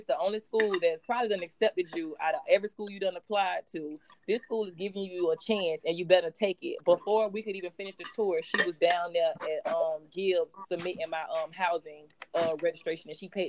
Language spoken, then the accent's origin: English; Jacksonville, Florida, United States; Especially when you're from Duval.